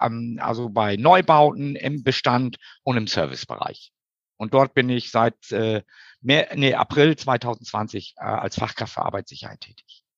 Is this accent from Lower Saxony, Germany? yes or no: yes; East Frisia, Lower Saxony, Germany; moved away as an adult; now in Hamburg, Germany; Geboren bin ich in Schönen Ostfriesland.